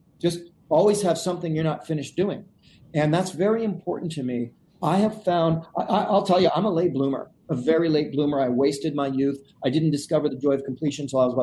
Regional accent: Canada; I'm Canadian

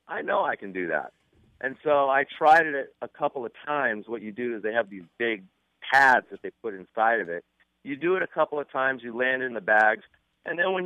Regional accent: Malibu, California, United States; I grew up in Malibu, which is a surfing community about 10 miles north of Santa Monica and Venice.

